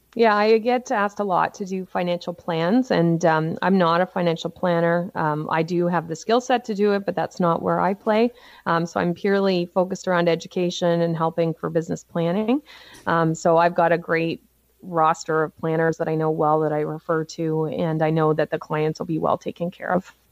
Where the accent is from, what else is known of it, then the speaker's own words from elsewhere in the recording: Cole Harbour, Nova Scotia, Canada; I grew up on the east coast of Canada in Nova Scotia in a little place called Cole Harbor.